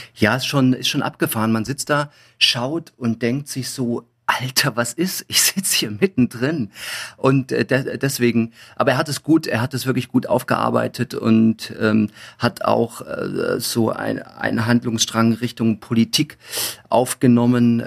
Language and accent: German; Thuringia, Germany; moved away as an adult; also born or lived in Coburg / Munich; ich bin in der DDR groß geworden, also ich war 18, wo die Wende war